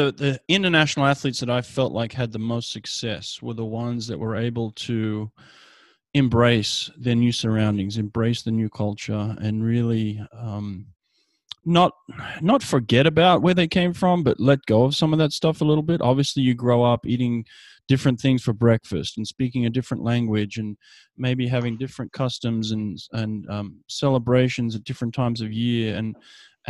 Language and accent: English; Australia; moved away; I'm from Australia